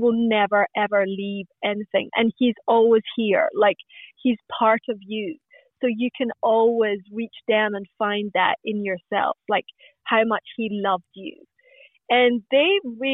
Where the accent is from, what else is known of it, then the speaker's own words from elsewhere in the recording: Glasgow, Scotland, United Kingdom; now in Australia; I was born in Glasgow in Scotland.